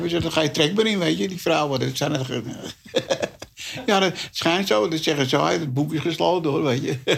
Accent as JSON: {"language": "Dutch", "town": "Amsterdam", "region": "North Holland", "country": "Netherlands", "tie": "born or raised there", "said": "ik ben in Bataviastraat geboren, eh, Amsterdam-Oost. Nou, toen we bijna drie jaar waren, gingen we naar Tuinrepo's aan."}